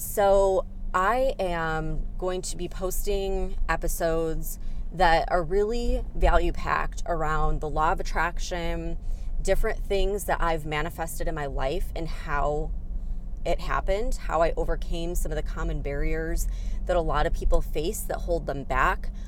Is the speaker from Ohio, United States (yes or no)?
no; Chicago, Illinois, United States; moved away as an adult; I came from the Chicago area, so I'm more of a city girl.